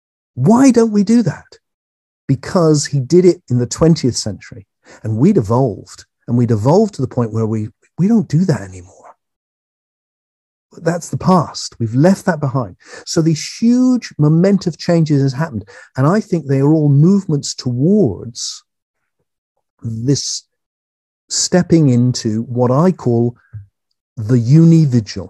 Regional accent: England, United Kingdom; I'm English

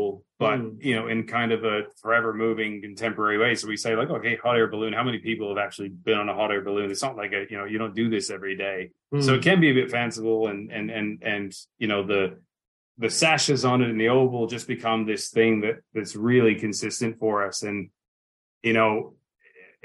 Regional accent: Brandon, Manitoba, Canada; now in Western Australia, Australia; I grew up in a really small town called Brandon.

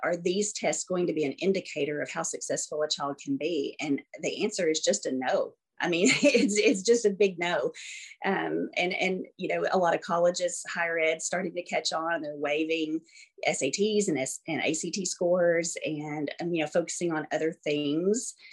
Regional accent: Arkansas, United States; also born or lived in Florida; born and uh, raised here. I was born in Florida actually and lived there for about two months and then came to Arkansas.

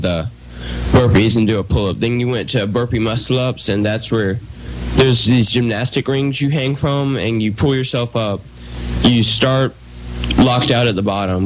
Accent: East Coast, United States; I was from the East Coast

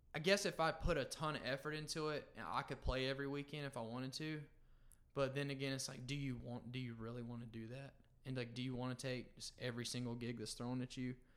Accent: Perry, Florida, United States; moved away as an adult; now in Macon, United States; I grew up in North Florida, a small town called Perry

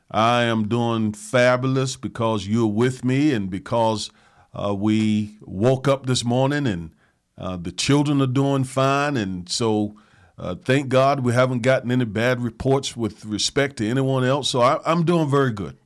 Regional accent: the South, United States; I grew up in the South. I grew up on soul food

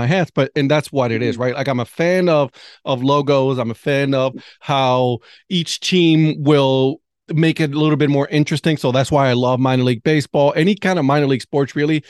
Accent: Ohio, United States; now in North Carolina, United States; I live in North Carolina, but I'm from Ohio

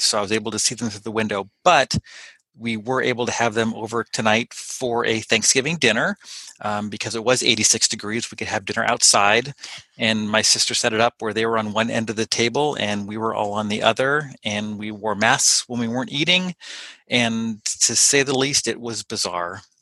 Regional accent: Pasadena, California, United States; born or raised there; now in Ferndale, United States

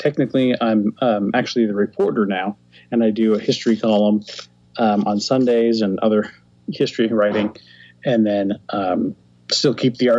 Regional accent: Modesto, California, United States; moved away as an adult; also born or lived in San Francisco, California; now in Cincinnati, United States; I grew up in Modesto, California, which is about 100 miles from San Francisco. And I went to school in San Francisco and then moved out here in 98.

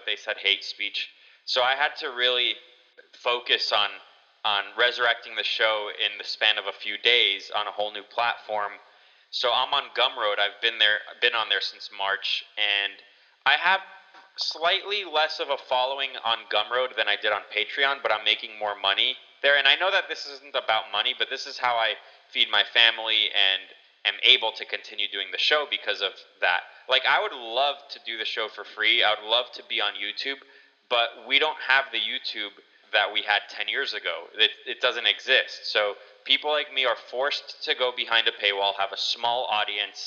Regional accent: United States

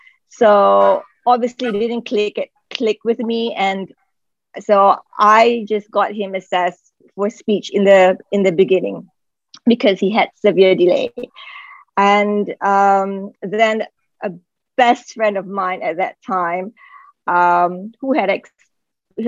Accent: Malaysia; moved away as an adult; now in Qatar; I'm from Malaysia. I've been here since 2007.

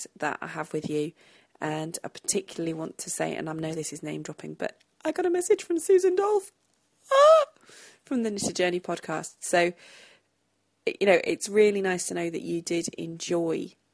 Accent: Thame, South East England, United Kingdom; where I grew up in Tame, there isn't much of an Oxfordshire accent at all

